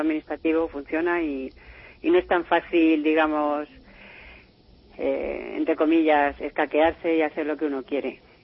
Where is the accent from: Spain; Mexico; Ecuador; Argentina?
Spain; now in France; yo como española que soy